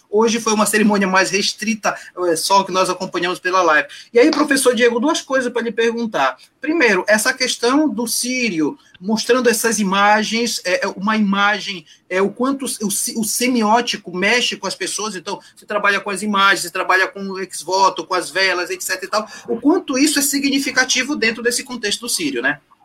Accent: Pará, Brazil; a gente é da Amazônia, a gente é paraense

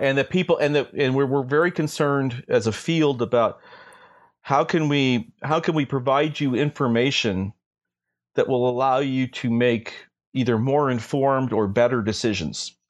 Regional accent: St. Louis, Missouri, United States; I grew up in Saint Louis, Missouri

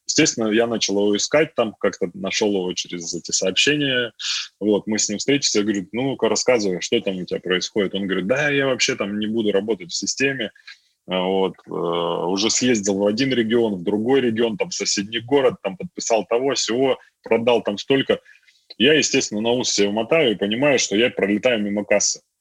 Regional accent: a village in Altai Krai, Russia; moved away as an adult; also born or lived in Tomsk; я сам родился в деревне в Алтайском крае

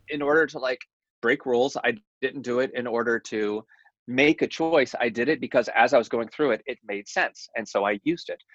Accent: Tennessee, United States; moved away as an adult; also born or lived in New York; I was born in Tennessee.

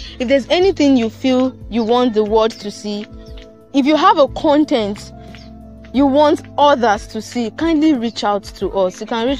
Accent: Nigeria; It concerns you as a Nigerian.

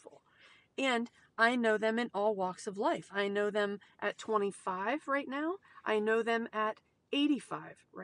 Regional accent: United States; we as American people

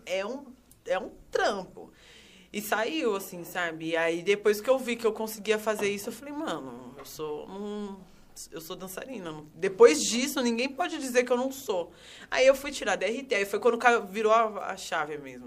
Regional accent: São Paulo, Brazil; Eu sou nascida e criada no Itaim Paulista, extrema zona leste de São Paulo

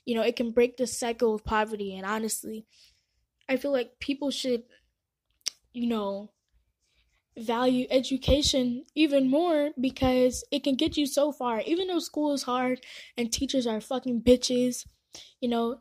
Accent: San Antonio, Texas, United States; born or raised there; also born or lived in Nairobi, Kenya

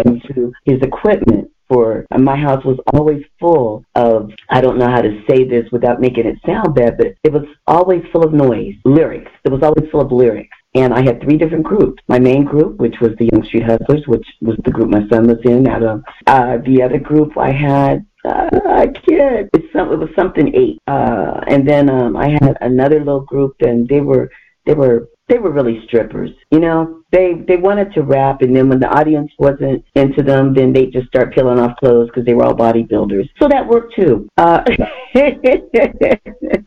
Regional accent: Chicago, Illinois, United States; moved away; that's my hometown, and we got the best food

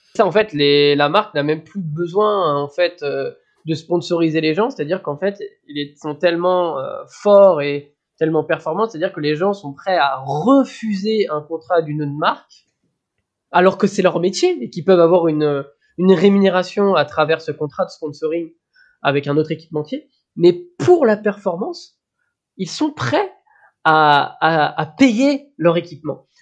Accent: Brittany, France; en tant que breton

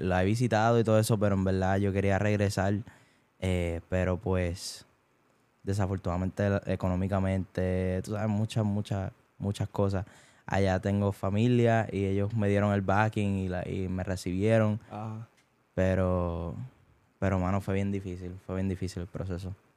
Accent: Bayamón, Puerto Rico; moved away as an adult; also born or lived in Caguas / Naranjito / Barranquitas; now in United States; me crié y nací en Bayamón

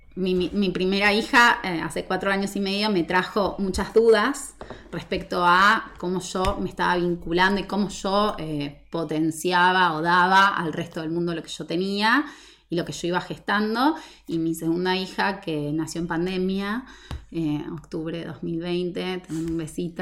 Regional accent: Argentina; nosotros como argentinos

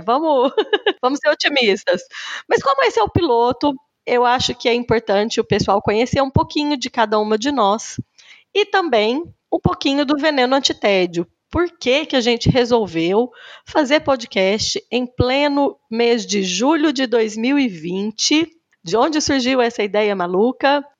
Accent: Cássia, Minas Gerais, Brazil; moved away as an adult; also born or lived in Uberlândia / Campinas / Switzerland; eu sou mineira, Sou do interior de Minas Gerais, nasci numa cidadezinha de 17 mil habitantes, Cássia

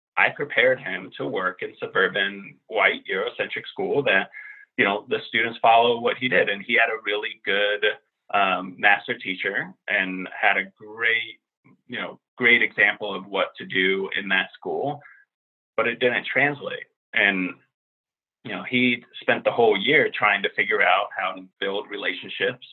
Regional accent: Finland; also born or lived in Central Harlem, New York; now in Washington, D.C. area, United States; a white Finnish guy who's middle aged

